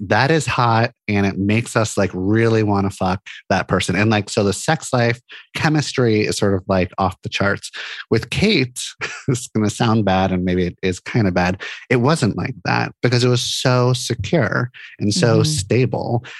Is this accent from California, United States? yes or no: yes; Santa Monica, California, United States; moved away as an adult; now in Portland, United States; I grew up in Santa Monica, California